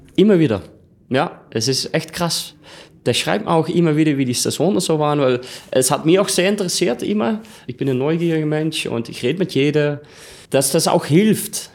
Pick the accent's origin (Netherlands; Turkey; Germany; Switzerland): Netherlands; German is a second language; moved away as an adult; also born or lived in Australia; now in Austria; 30 Jahre alt, bin Holländer, jetzt momentan in Österreich